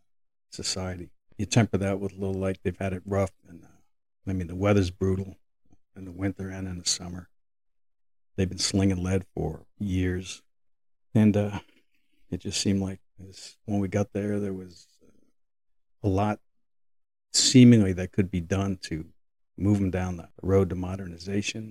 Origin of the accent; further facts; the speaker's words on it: New York City, New York, United States; As I grew up in New York City